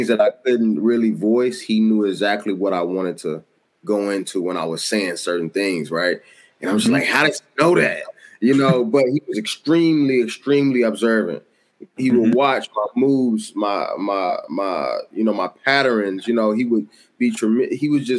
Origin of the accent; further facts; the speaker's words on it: the South, United States; like, oh, I'm just from the South. You know, I'm not really up on a lot of stuff. I grew up poor